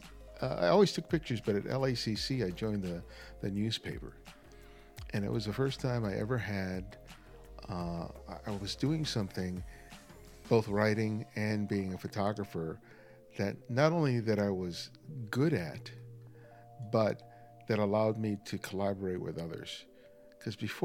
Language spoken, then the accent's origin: English; Los Angeles, California, United States; also born or lived in New York; So for most of my life, I grew up